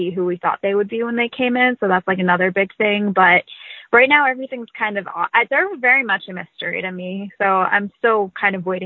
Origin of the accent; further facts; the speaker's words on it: Boston, Massachusetts, United States; born there; actually grew up a big football fan because my parents lived in Cleveland, so we never watched hockey but I was born in Boston, so I was pretty loyal to all Boston teams.